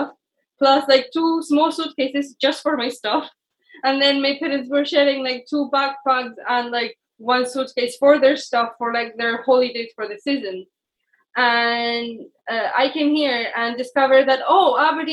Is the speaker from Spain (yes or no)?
yes; Spain; English is a second language; moved away as an adult; I come from Spain